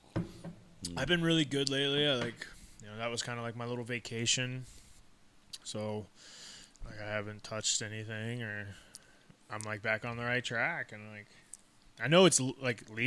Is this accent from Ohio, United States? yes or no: yes; Cleveland, Ohio, United States; I said, Cleveland